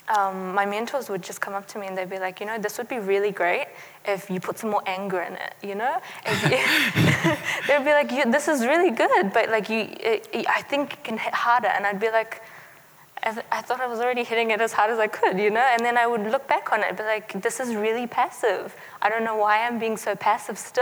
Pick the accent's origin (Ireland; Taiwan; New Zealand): New Zealand; also born or lived in Afghanistan; growing up in New Zealand